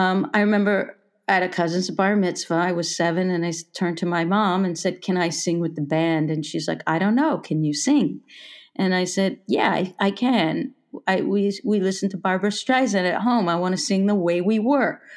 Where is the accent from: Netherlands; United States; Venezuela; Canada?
Canada; Toronto, Ontario; moved away as an adult; also born or lived in Berlin; I was born in Toronto in a suburb